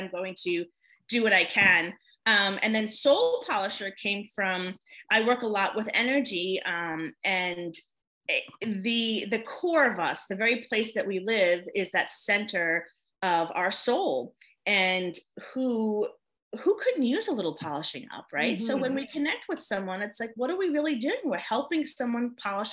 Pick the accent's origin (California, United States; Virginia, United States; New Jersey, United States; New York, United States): New York, United States; moved away as an adult; now in North Carolina, United States; I'm originally from New York.